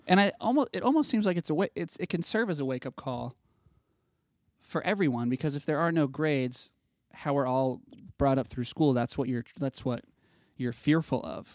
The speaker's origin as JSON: {"language": "English", "region": "Ohio", "country": "United States", "said": "in Ohio, which is where I'm from"}